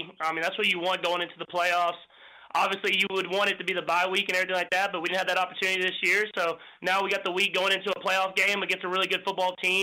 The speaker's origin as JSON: {"language": "English", "region": "Texas", "country": "United States", "tie": "born or raised there", "moved": "as an adult", "lives_now": "Kansas City, United States", "said": "when I was in Texas growing up"}